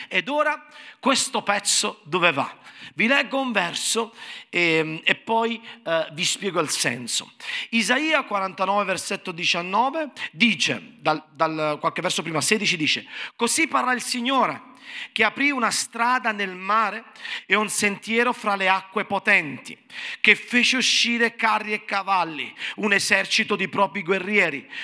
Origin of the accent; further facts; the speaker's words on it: Naples, Campania, Italy; sono napoletano